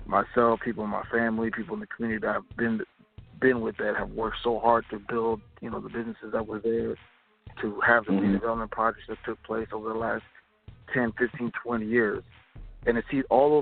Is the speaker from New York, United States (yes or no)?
no; Minneapolis, Minnesota, United States; I'm from Minneapolis, and I'm from the, you know, South Minneapolis Lake Street area where a lot of this is going on